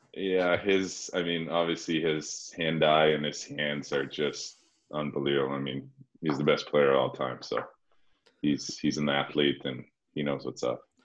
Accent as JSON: {"language": "English", "country": "Slovenia", "also_born_or_lived": "Sweden", "moved": "yes", "said": "I'm from Slovenia"}